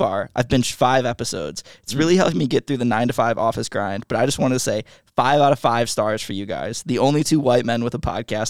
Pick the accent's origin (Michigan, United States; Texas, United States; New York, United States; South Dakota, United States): Michigan, United States; I grew up near Kalamazoo.